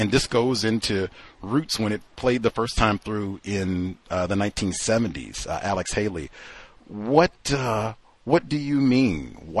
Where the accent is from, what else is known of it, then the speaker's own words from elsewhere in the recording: Toronto, Ontario, Canada; Canada, man. Maple Leafs. I do hockey. What are you talking about? I grew up in Toronto.